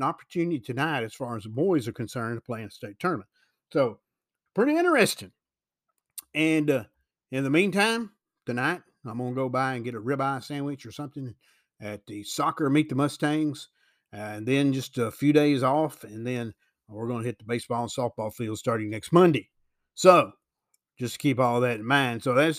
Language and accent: English; Tennessee, United States; Also, I'm from Weakley County, McKenzie's in Carroll County, but parts of McKenzie are in Weakley County, believe that or not.